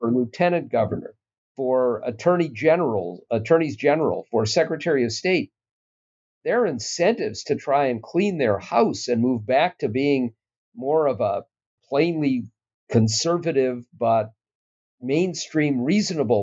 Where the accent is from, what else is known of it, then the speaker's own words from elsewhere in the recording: Minnesota, United States; I'm a Minnesotan